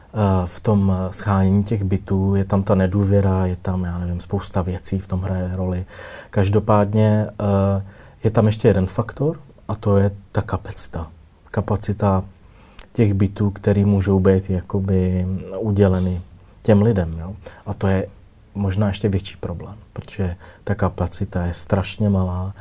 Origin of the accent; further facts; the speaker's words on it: Rokycany, Plzeň Region, Czechia; now in Prague, Czechia; Já jsem z Rokycan, no, z západních Čech